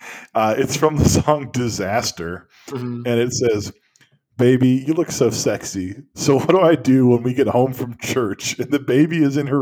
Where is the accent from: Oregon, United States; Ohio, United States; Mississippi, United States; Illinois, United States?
Ohio, United States; Northeast; Being from Northeast Ohio